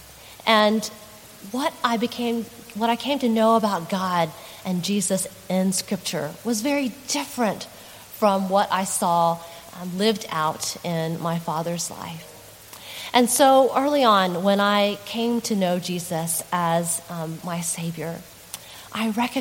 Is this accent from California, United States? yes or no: no; Texas, United States; moved away; in a small church in Texas, in my home state